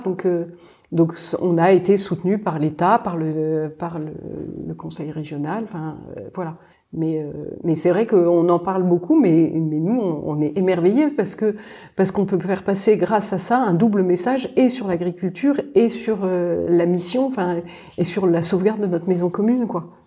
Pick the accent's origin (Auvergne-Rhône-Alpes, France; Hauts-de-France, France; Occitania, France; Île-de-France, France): Île-de-France, France; Paris; moved away; On est parisienne